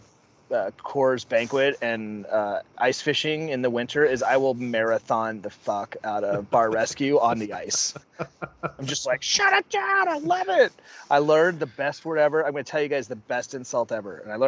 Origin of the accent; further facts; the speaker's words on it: Wylie, Texas, United States; now in Minneapolis, United States; I grew up in Dallas.